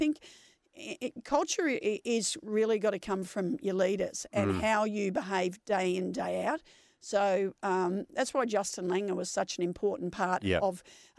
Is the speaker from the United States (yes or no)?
no; Nunawading, Victoria, Australia; As you said, I was born in Kew, but I grew up in Nunawading, which is an eastern suburb of Melbourne.